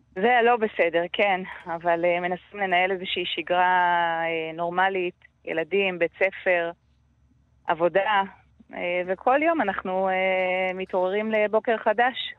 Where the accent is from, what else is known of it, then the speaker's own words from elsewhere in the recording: Metula, Northern District, Israel; אני נולדתי, גדלתי במטולה